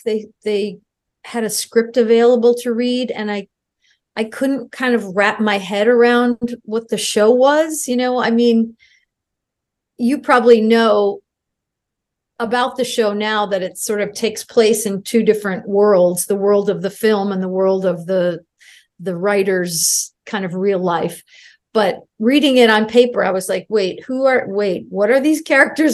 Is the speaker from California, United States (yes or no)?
no; Albany, New York, United States; moved away as an adult; I grew up in Albany, New York